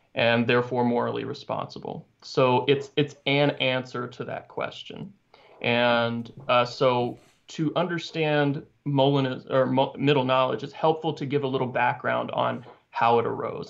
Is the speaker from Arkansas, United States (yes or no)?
yes; Arkansas, United States; I grew up in Arkansas, so that's like a whole different dialect right there.